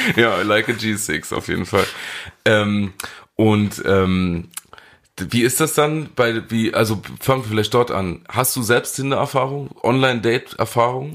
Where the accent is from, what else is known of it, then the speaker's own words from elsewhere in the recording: Saarland, Germany; als Saarländer